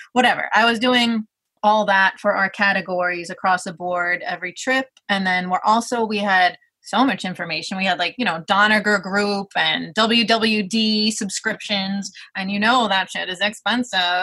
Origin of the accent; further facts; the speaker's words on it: New York City, New York, United States; I'm from Brooklyn, New York